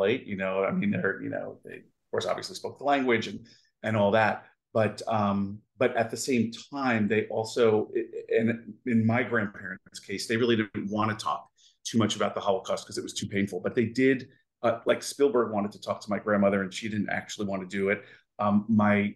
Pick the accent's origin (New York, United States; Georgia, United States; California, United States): New York, United States; New York City; also born or lived in Seattle; now in Florida, United States; we grew up in Brooklyn and we really didn't have much in the way of means